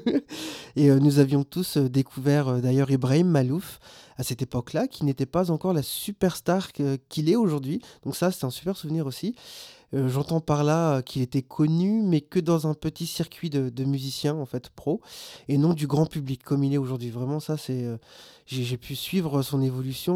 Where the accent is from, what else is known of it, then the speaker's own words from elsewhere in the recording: Réunion; moved away; also born or lived in Maubeuge; je suis réunionnais, je viens donc de l'île de la Réunion